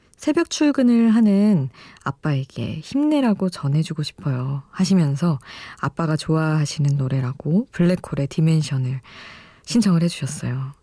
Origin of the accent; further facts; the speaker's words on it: South Korea; 한국에서 태어나기 진짜 잘했구나